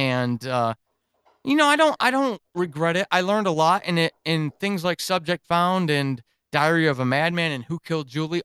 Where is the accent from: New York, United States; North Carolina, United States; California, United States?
New York, United States; moved away as an adult; also born or lived in Germany; I grew up in New York